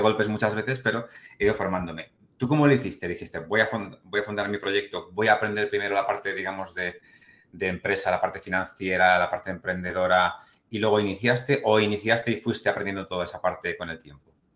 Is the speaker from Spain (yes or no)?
yes; Spain; siendo español